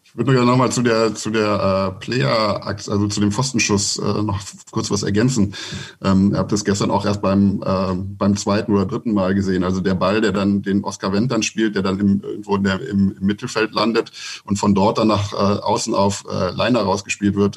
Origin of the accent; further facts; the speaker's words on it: Mönchengladbach, North Rhine-Westphalia, Germany; moved away as an adult; now in Berlin, Germany; Bin aber gebürtiger Gladbacher